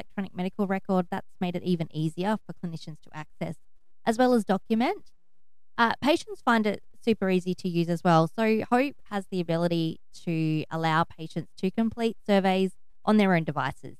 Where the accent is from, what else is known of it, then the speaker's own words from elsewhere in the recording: Broken Hill, New South Wales, Australia; So I was born and bred in Broken Hill